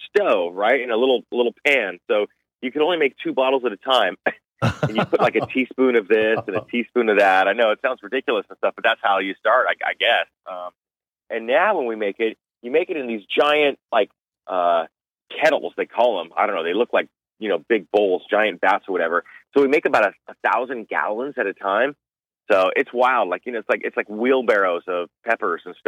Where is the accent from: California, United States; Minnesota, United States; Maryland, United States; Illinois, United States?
California, United States; Southern; I grew up in Southern California